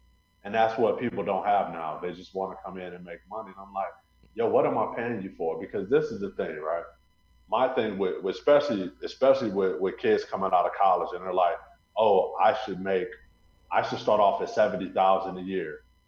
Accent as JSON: {"language": "English", "region": "Missouri", "country": "United States", "tie": "born or raised there", "said": "You know, people, I grew up near St. Louis. So, you know, we have the big Anheuser-Busch company there."}